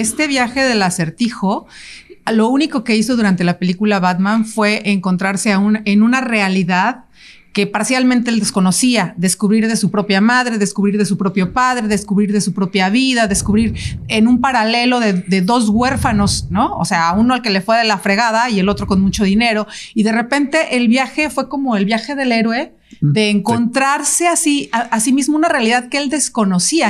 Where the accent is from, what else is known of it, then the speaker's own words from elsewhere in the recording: Veracruz, Mexico; Yo, yo vengo de Veracruz, del, o sea, de donde vienen árboles y un chorro de murciélagos